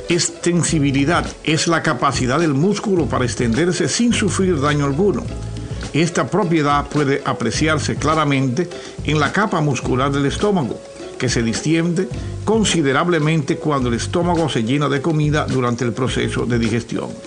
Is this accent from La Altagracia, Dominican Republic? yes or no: no; Santiago de los Caballeros, Santiago, Dominican Republic; yo nací y me crié en Bellavista, Soy detrás de, eh, en Brooklyn, después del puente. Decimos Brooklyn así después del puente.